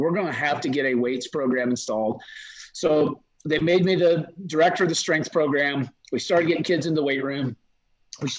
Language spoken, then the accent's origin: English; Midwest, United States; moved away as an adult; also born or lived in the South; now in Idaho, United States; as a Midwesterner